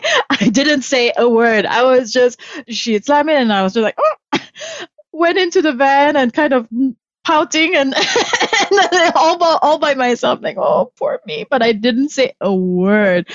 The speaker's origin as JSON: {"language": "English", "region": "Kuala Lumpur", "country": "Malaysia", "tie": "born or raised there", "moved": "yes", "said": "I grew up in Malaysia, in Kuala Lumpur"}